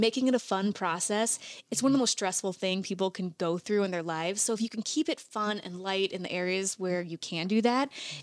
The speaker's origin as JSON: {"language": "English", "region": "Montana", "country": "United States", "tie": "born or raised there", "said": "I am born and raised fifth generation Montanan"}